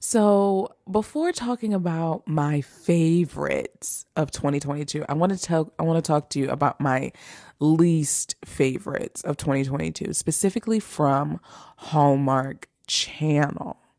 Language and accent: English; Philadelphia, Pennsylvania, United States; Philly is my hometown